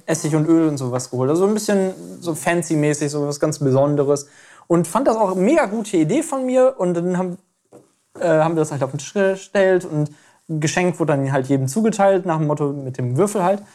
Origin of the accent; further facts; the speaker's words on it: Aurich, Lower Saxony, Germany; der Weihnachtsmarkt in Aurich, allerdings nicht wie er jetzt ist, sondern wie er mir als Kind in Erinnerung geblieben ist